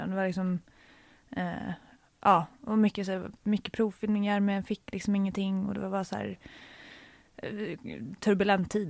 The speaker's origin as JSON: {"language": "Swedish", "town": "Stockholm", "region": "Stockholm County", "country": "Sweden", "tie": "born or raised there", "said": "I eh, Stockholm."}